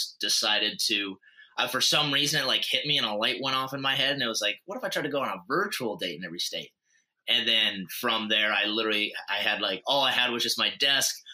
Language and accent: English; Montana, United States; moved away; also born or lived in North Dakota; I'm originally from Montana, but then went to school out in North Dakota.